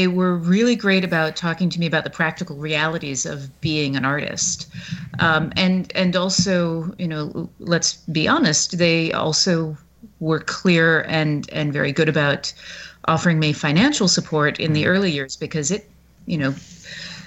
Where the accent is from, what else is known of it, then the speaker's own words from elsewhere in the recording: the South, United States; I grew up in the South.